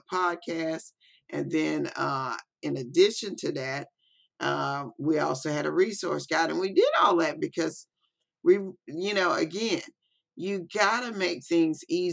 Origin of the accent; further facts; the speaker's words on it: Biloxi, Mississippi, United States; I'm actually here from Biloxi, Mississippi